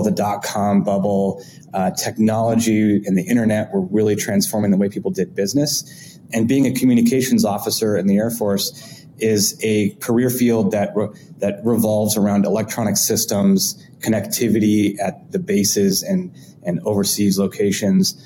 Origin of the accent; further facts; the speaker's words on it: Southern California, United States; moved away as an adult; also born or lived in Boston / Bay Area; now in New York, United States; I am originally from California and had grew up, born and raised in Southern California.